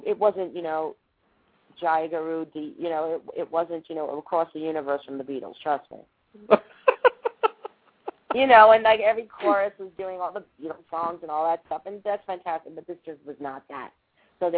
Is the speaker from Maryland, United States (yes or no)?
no; Baldwin, New York, United States; also born or lived in Manhattan, New York / Freeport, New York; I was born in Manhattan. I was raised in Long Island.